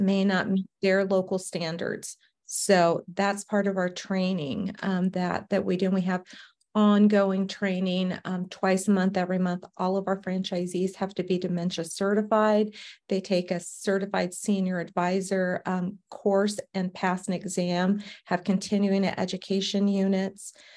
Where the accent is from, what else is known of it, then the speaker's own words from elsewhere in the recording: Savannah, Georgia, United States; now in Arizona, United States; born and raised in Savannah, Georgia